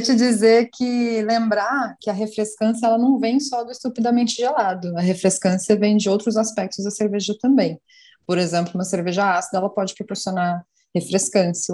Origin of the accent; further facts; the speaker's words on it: São Paulo, Brazil; now in Fortaleza, Brazil; Eu sou de São Paulo, hoje em Fortaleza